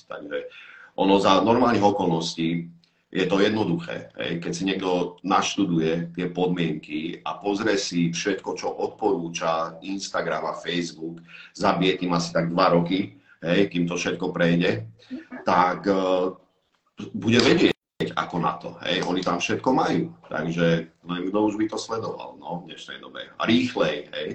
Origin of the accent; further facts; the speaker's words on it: Slovakia; vypadol som zo Slovenska, ja som mal v úmysle ani sa moc nevracať už sem